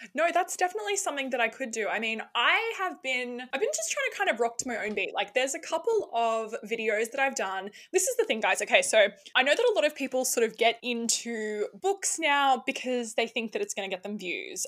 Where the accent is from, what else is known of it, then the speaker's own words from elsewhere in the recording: Sydney, New South Wales, Australia; accent: Australian; now in Queensland, Australia; I'm from Sydney originally. Um, yeah, right near the beaches there